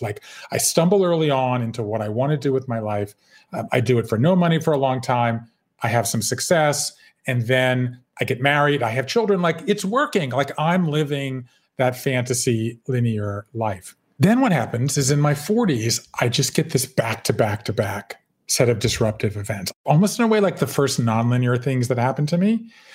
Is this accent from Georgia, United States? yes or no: yes; Savannah, Georgia, United States; moved away as an adult; also born or lived in Connecticut / Japan; I grew up in Savannah, Georgia